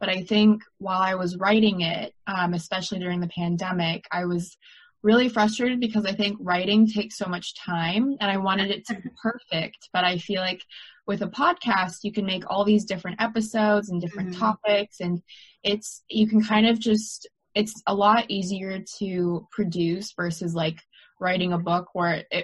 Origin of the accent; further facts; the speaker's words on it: United States; also born or lived in London; it's even harder as an American because I need someone to give me a work visa